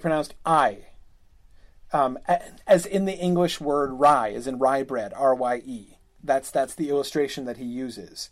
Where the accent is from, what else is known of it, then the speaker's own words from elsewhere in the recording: United States; I'm an American and we pronounce things differently